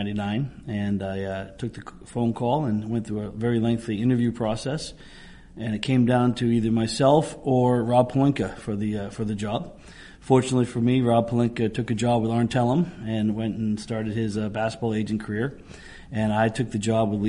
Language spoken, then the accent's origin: English; Ireland; As an Irishman